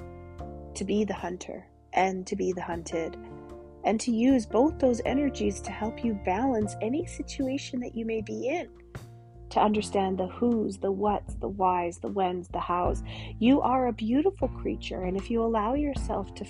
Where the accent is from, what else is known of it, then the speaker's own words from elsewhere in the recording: Canada; I'm your Canadian shaman